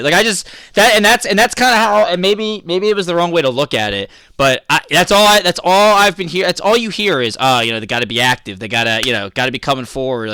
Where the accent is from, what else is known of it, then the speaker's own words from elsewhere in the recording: Philadelphia, Pennsylvania, United States; I'm from Philly